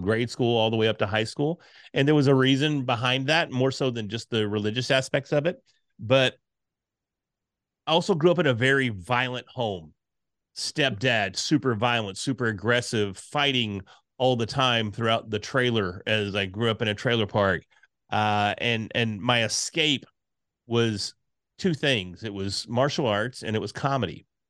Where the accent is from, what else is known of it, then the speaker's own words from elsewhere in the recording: Texas, United States; being from Texas